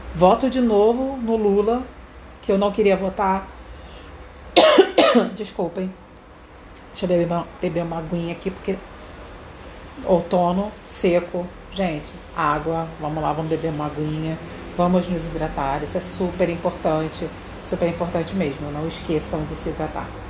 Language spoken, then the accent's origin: Portuguese; Brazil; Eu sou brasileira